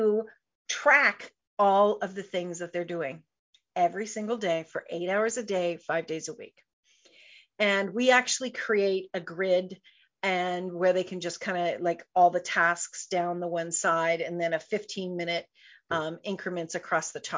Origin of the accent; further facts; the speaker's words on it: Canada; I'm a Canadian girl